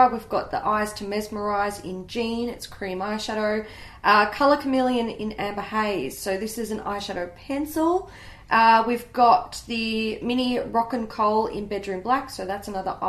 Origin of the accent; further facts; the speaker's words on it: Australia; I'm an Aussie